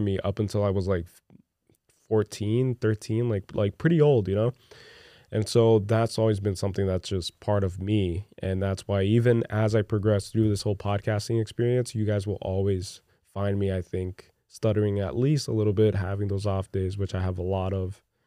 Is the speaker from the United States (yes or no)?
no; Brazil; English is a second language; moved away; you guys should have seen me growing up in Brazil